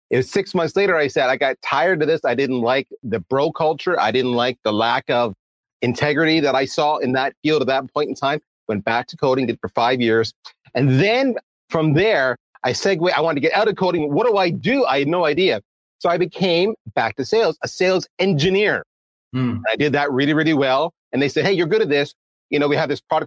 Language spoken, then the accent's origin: English; Canada; I am Canadian